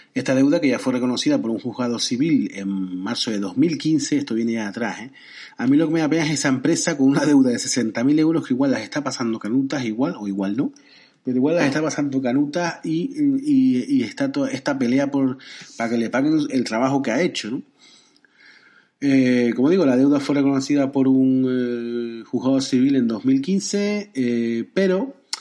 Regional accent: Spain; en mi país

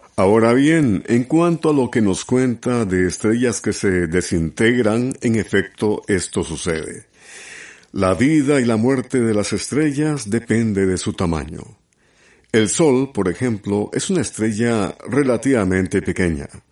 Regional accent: Honduras; Honduras, mi tierra, Honduras.

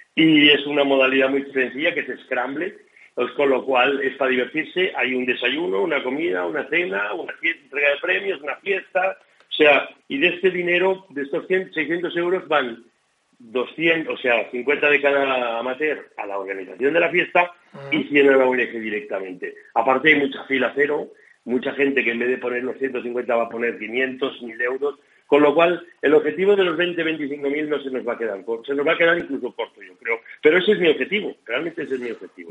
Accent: Catalonia, Spain; Yo soy catalán

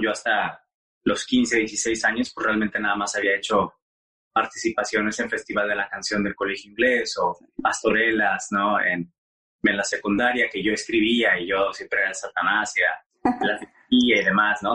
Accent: Monterrey, Nuevo León, Mexico; moved away as an adult; also born or lived in Mexico City; now in United States; yo soy de Monterrey, eh, de Monterrey, Nuevo León. Eh, crecí en una familia muy tradicional

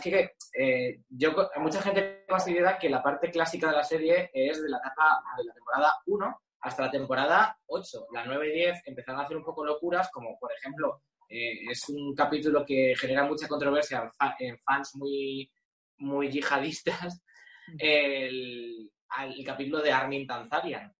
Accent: Alcalá de Henares, Community of Madrid, Spain; Alcalá de Henares porque me crié allí

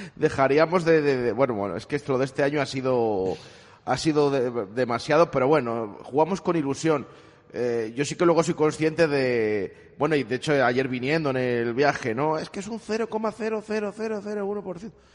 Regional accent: Valladolid, Castile and León, Spain; somos los propios vallisoletanos

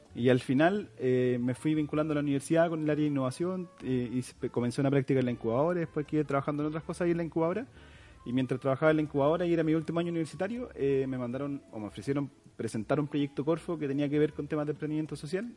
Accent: San Rosendo, Biobío, Chile; moved away as an adult; now in Concepción, Chile; soy oriundo de San Rosendo

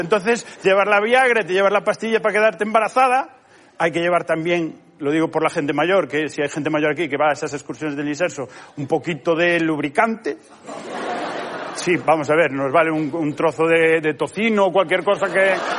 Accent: Galicia, Spain

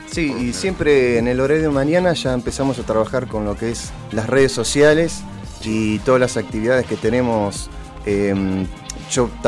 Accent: Argentina; para que nos identifiquen que somos de Argentina

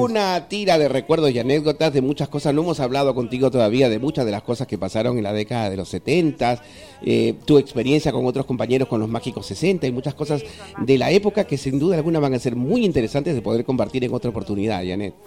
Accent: Peru; moved away; yo soy peruano y durante eh, muchísimos años he sido locutor en, mi patria desde el año 1983

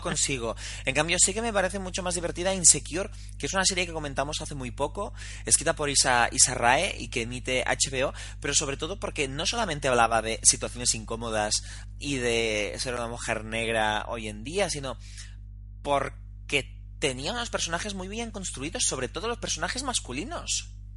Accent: Girona, Catalonia, Spain; now in Barcelona, Spain; yo que soy de Girona

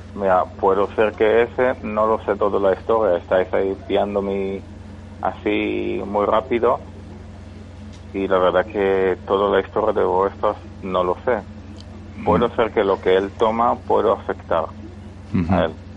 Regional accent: Málaga, Andalusia, Spain; Yo de Málaga

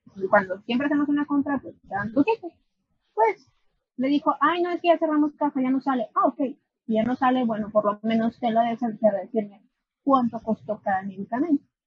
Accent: Aguascalientes, Mexico; also born or lived in León; yo soy de Aguascalientes, vivía allá un tiempo, realmente desde que nací no vivía allá, ni vi en León

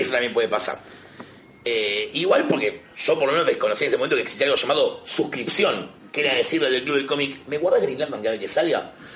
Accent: Buenos Aires, Argentina; tengo la suerte de ser de capital

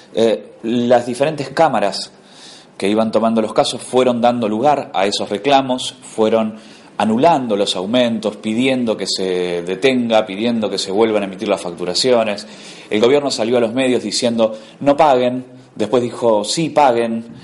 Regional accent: Argentina; como argentinos

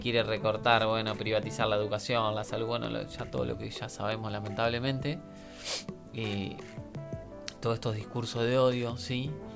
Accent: Argentina; soy argentino

